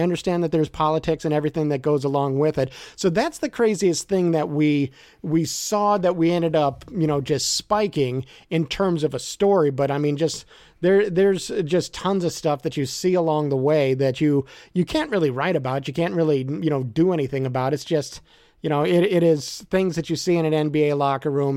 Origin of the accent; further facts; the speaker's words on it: Merrillville, Indiana, United States; also born or lived in Chicago area; I grew up in Maryville, Indiana. I'm a region rat